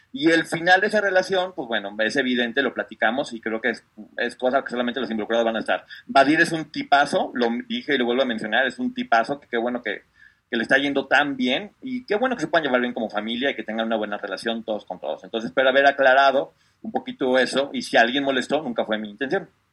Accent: Mexico; un orgullo como mexicanos

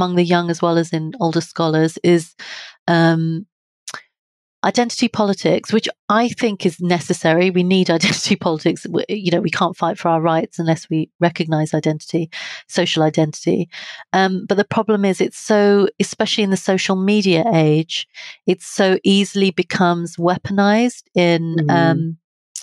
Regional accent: United Kingdom

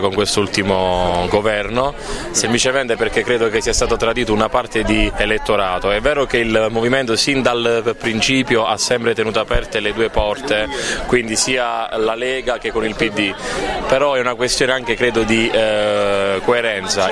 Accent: Candela, Apulia, Italy; Dalla Puglia, Candela, provincia di Foggia

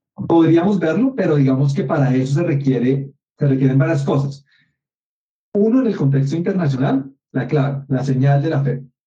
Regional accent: Colombia; no lo producimos en Colombia

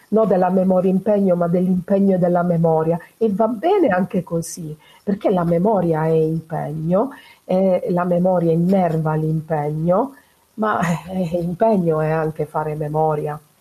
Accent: Foggia area, Apulia, Italy; Luisa Fantasia è una donna della mia terra, lei è nata a a San Severo, vicino Foggia

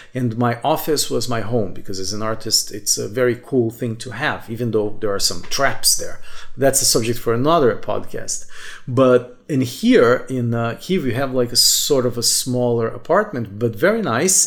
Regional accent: Brazil; moved away as an adult; also born or lived in Brasília; I could go back to uh, my hometown, to this house for my parents every three, four months or so. Like, because in Brazil

